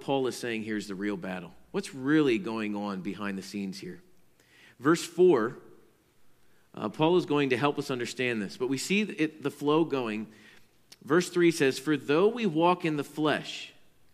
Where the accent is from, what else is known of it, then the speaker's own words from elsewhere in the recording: Pennsylvania, United States; I grew up in Pennsylvania where we were very close to Lancaster County